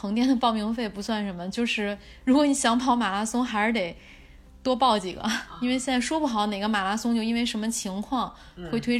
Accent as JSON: {"language": "Chinese", "region": "Beijing", "country": "China", "tie": "born or raised there", "said": "我以前从小在北京长大"}